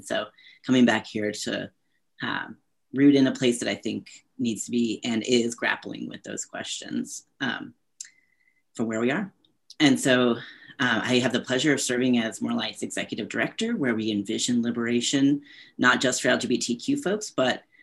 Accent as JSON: {"language": "English", "region": "the South", "country": "United States", "tie": "born or raised there", "said": "as a white transgender man born and raised in the South, um, I call upon the legacy of my my grandparents, my mother's family"}